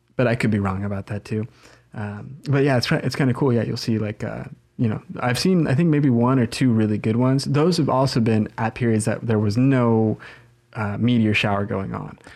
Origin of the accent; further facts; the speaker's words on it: Southern Oregon, United States; now in Eugene, United States; growing up in Southern Oregon